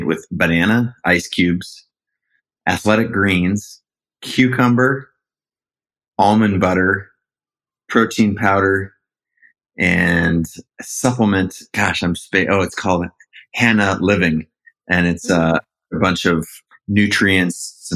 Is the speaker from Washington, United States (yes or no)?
yes; Seattle, Washington, United States; I was an only child, born and raised in Seattle, up in the northwest corner of the States.